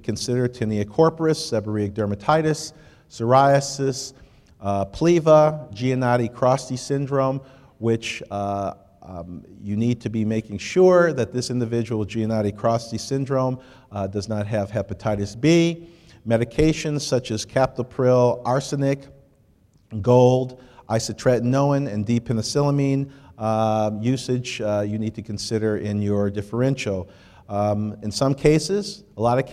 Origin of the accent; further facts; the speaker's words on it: Detroit, Michigan, United States; I was born and raised in Detroit